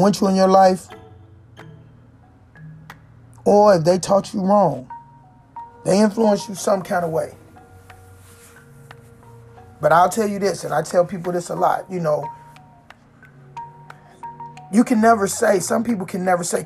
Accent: Washington, District of Columbia, United States; I grew up in Chocolate City

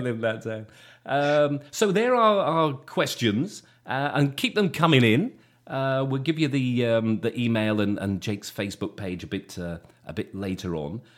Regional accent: Shropshire, West Midlands, United Kingdom; coming from, um, from Shropshire when I was a kid

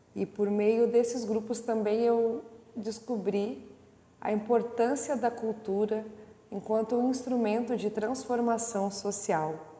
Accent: Porto Alegre, Rio Grande do Sul, Brazil; Nasci em Porto Alegre, no bairro Restinga, onde morei até os seis anos de idade

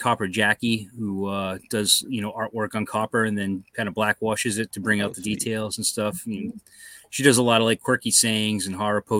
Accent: Tiverton, Rhode Island, United States; I grew up in Tiverton, Rhode Island

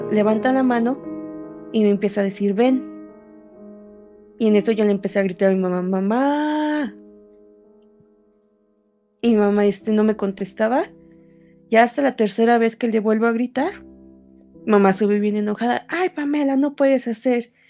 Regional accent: Sonora, Mexico; born there; now in Mexico City, Mexico; yo nací en Sonora y actualmente vivo en el distrito.

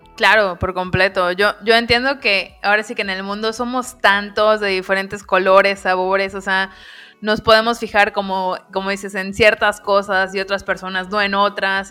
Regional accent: Mexico; los que somos mexicanos

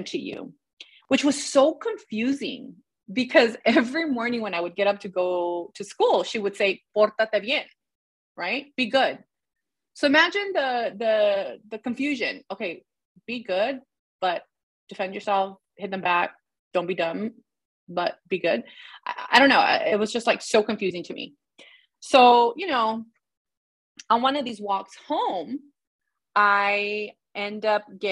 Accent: Los Angeles, California, United States; also born or lived in Pacoima / Sylmar; I was born and raised in the San Fernando Valley.

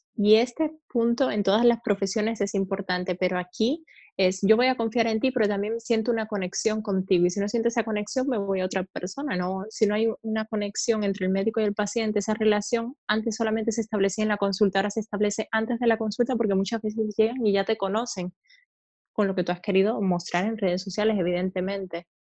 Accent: eastern Cuba, Oriente, Cuba; moved away as an adult; also born or lived in Havana, Cuba; now in Spain; yo soy cubana

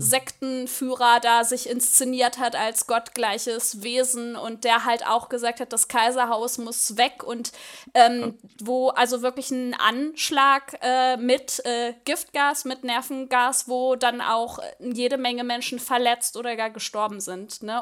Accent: Germany; für uns als Deutsche

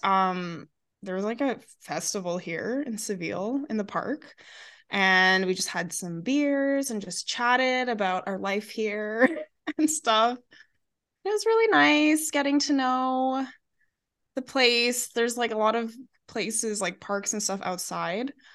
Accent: Alberta, Canada; we're from Alberta

